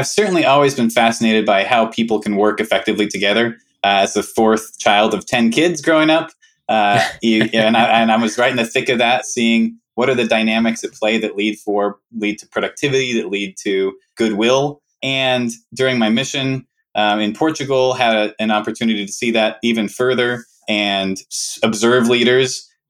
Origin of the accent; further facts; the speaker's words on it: South Salt Lake, Utah, United States; Originally from Salt Lake City, Utah, born and raised in South Salt Lake, the Mill Creek area.